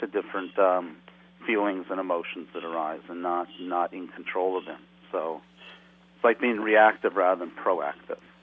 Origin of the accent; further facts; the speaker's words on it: West Coast, United States; moved away as an adult; also born or lived in Nepal; as a young person growing up on the West Coast